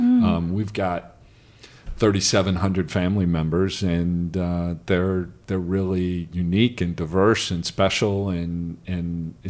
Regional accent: Cincinnati, Ohio, United States; So I grew up in Cincinnati, Ohio.

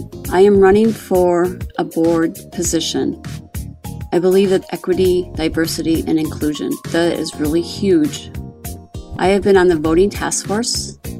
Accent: South Dakota, United States; from South Dakota.

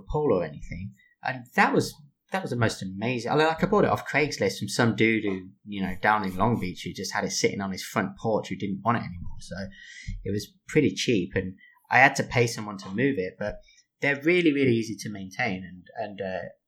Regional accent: England, United Kingdom; also born or lived in I'm British; now in United States; especially as an English person

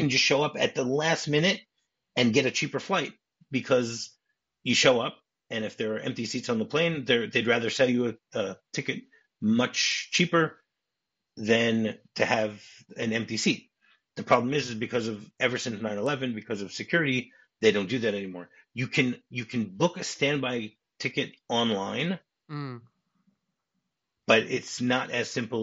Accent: Michigan, United States; I grew up in Michigan. Michigan is known as the Wolverine State

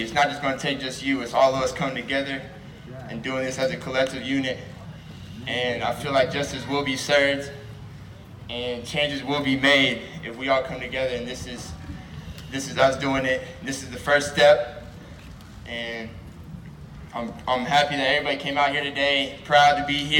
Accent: Norman, Oklahoma, United States; I grew up here in Norman

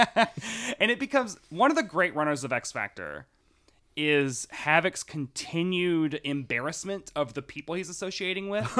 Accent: Tennessee, United States; I'm from Tennessee

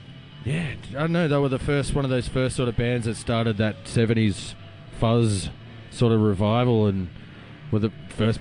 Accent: Melbourne, Victoria, Australia; No, we're all born and bred in Melbourne. And yeah, like as I said, we've been playing in bands in Melbourne for the last couple of decades.

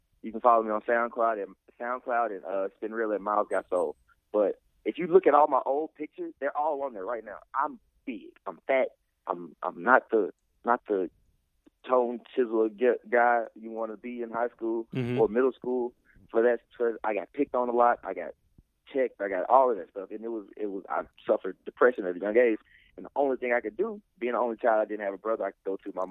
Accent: Memphis, Tennessee, United States; moved away as an adult; now in Cookeville, United States; I am from Memphis, Tennessee

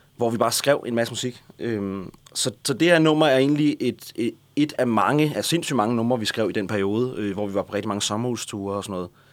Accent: Næstved, Zealand, Denmark; jeg er fra Næstved, og jeg kender alle, jeg havde gået på musikskole

